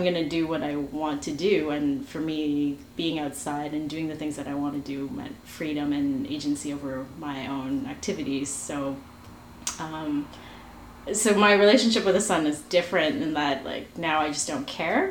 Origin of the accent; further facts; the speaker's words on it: Canada; I am Chinese Canadian